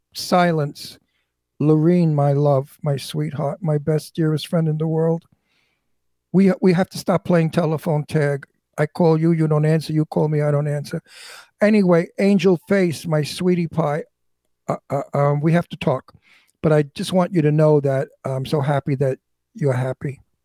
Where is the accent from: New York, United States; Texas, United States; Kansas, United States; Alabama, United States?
New York, United States; New York City; I'm from Brooklyn. Brooklyn is right. a tough tough neighborhood, tough people.